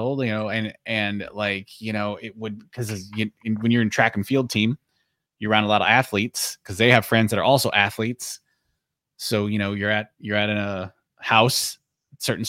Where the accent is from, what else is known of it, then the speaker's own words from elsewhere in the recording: Southern California, United States; I grew up in Southern California